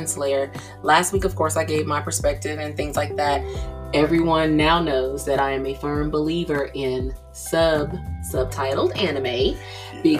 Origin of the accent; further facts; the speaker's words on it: the South, Georgia, United States; me being a Gen Xer from the South